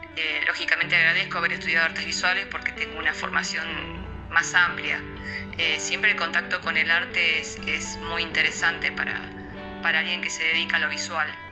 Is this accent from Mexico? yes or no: no; Santa Fe, Argentina; now in Esperanza, Argentina; nací en Santa Fe, ciudad de argentina. Vivo en Esperanza, ciudad de argentina